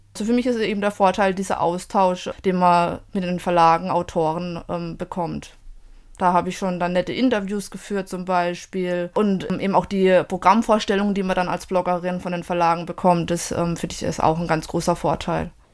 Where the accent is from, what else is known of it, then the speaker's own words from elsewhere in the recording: southwest Germany, Germany; Ich komme aus Südwestdeutschland